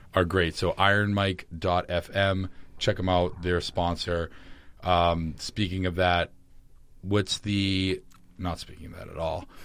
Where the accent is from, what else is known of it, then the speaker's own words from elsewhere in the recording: Boston, Massachusetts, United States; I'm from Boston